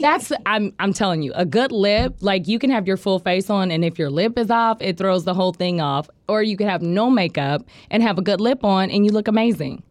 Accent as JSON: {"language": "English", "town": "Tulsa", "region": "Oklahoma", "country": "United States", "tie": "born or raised there", "also_born_or_lived": "Muskogee, Oklahoma", "said": "I grew up in Broken Arrow. I grew up in Tulsa"}